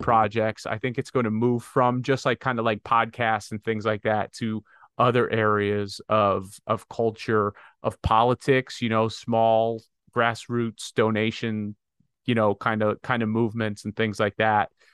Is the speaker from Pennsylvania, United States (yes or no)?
yes; Pennsylvania, United States; some idiot that I grew up with in Pennsylvania